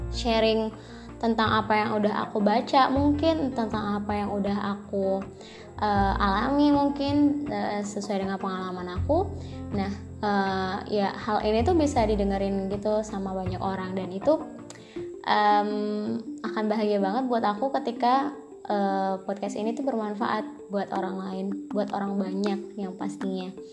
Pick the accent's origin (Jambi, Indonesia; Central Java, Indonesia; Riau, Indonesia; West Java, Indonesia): Jambi, Indonesia; aku berasal dari Jambi